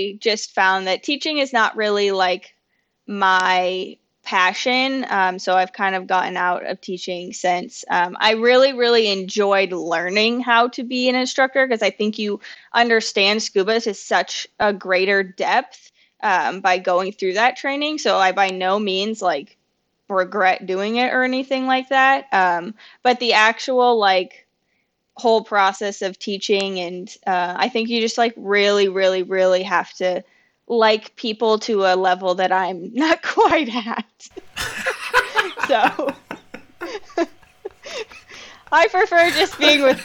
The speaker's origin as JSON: {"language": "English", "region": "Indiana", "country": "United States", "tie": "born or raised there", "also_born_or_lived": "Iowa / Minnesota", "moved": "as an adult", "lives_now": "Florida, United States", "said": "I was born in Indiana, but then I went to college in Iowa, and then I moved to Minnesota after that."}